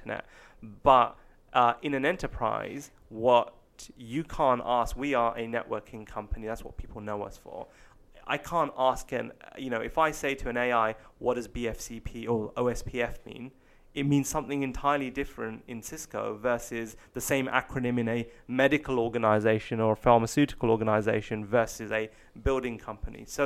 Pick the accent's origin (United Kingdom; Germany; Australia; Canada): United Kingdom; England; being English, being British